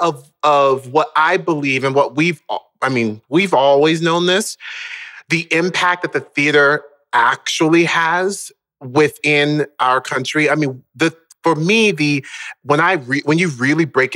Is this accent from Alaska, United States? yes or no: no; Orlando, Florida, United States; also born or lived in Baltimore, Maryland; we then moved down to Orlando, Florida, when I was around the age of 5